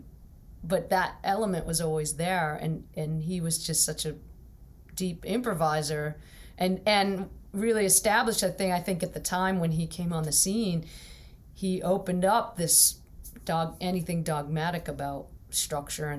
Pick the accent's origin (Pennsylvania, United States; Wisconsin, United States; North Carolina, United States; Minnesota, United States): Pennsylvania, United States; Pittsburgh; I'm from Pittsburgh